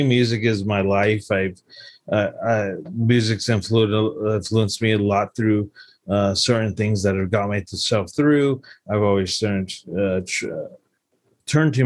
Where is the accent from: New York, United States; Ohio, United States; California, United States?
California, United States; La Puente; I grew up in Los Angeles County, one of the very far outskirts in Pointe Hills, La Puente.